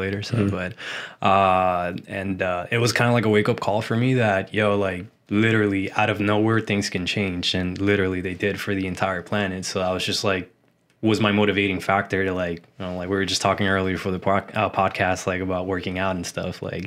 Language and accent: English; Puerto Rico; now in Orlando, United States; I've lived in Orlando, Florida for around 20 now, and I come from the beautiful island of Puerto Rico